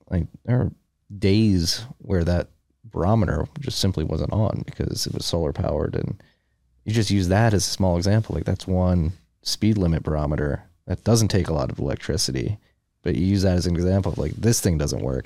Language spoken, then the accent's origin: English; Philadelphia, Pennsylvania, United States; I'm from Philadelphia, we're going through similar things up in Philly